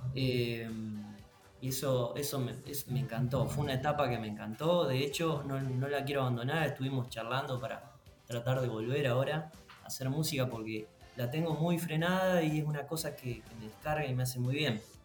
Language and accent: Spanish; San Nicolás de los Arroyos, Buenos Aires Province, Argentina; yo soy de San Nicolás de los Arroyos, es al al norte de la provincia de Buenos Aires, eh, muy cerquita de Rosario